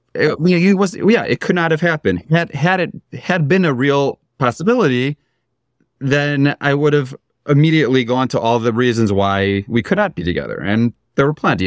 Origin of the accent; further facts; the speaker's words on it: Chicago, Illinois, United States; moved away as an adult; I grew up in Chicago